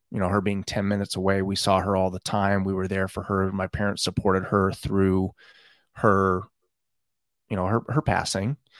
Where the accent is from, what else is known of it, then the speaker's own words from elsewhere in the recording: Pleasanton, California, United States; I grew up in Northern California in Pleasanton